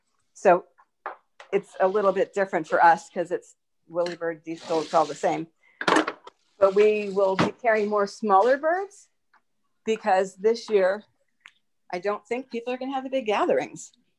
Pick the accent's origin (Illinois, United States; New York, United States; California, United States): California, United States; San Francisco; I was such a little city girl. I grew up in San Francisco.